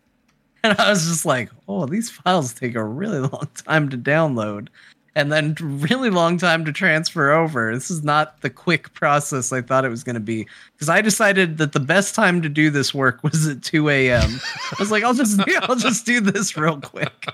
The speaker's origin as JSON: {"language": "English", "region": "Arizona", "country": "United States", "tie": "born or raised there", "said": "I'm an American. I was born in Arizona"}